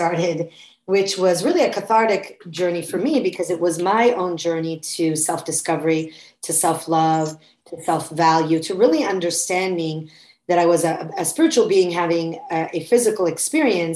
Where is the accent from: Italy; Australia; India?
Italy; Florence, Tuscany; moved away as an adult; now in United States; So I was born and raised in Florence, Italy. I'm American mother, Italian father